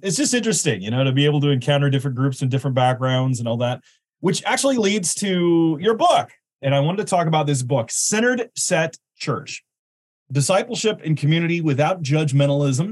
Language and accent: English; Illinois Amish country, United States; my hometown was a small farming community. We had 14 churches, 9 were Mennonite